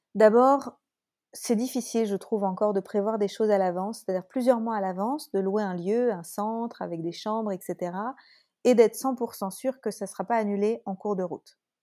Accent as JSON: {"language": "French", "country": "France", "accent": "French", "said": "mon accent français"}